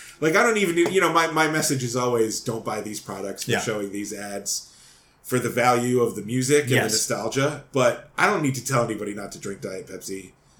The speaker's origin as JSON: {"language": "English", "region": "Rhode Island", "country": "United States", "accent": "Rhode Island", "said": "Did you hear my Rhode Island accent come out?"}